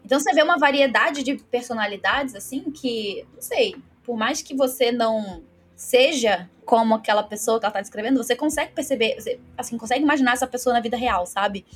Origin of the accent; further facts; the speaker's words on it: Baixada Fluminense, Rio de Janeiro, Brazil; moved away as an adult; now in Londrina, Brazil; eu nasci é, na Baixada Fluminense, fui criada aí também